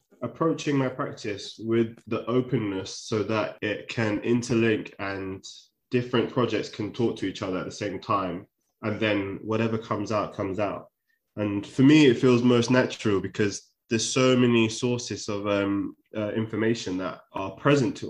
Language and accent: English; London, United Kingdom; I grew up in Shepherd's Bush